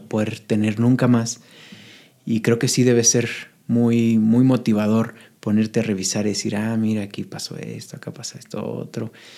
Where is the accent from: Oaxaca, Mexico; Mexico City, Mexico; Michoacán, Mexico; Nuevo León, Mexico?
Michoacán, Mexico; now in Puebla, Mexico; yo soy michoacano y siempre le estoy tirando flores a mi, a mi tierra